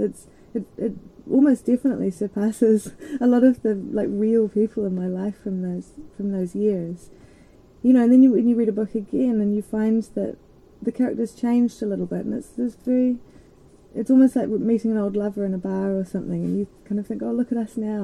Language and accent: English; Christchurch, Canterbury, New Zealand; I grew up in Christchurch which is on the east coast of the um, South Island